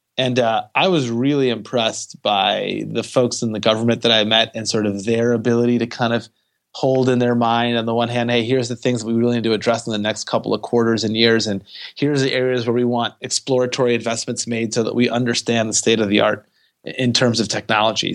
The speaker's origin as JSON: {"language": "English", "town": "Detroit", "region": "Michigan", "country": "United States", "also_born_or_lived": "California", "moved": "as an adult", "said": "I am originally from Detroit, Michigan. I moved out to California to go to school at Stanford"}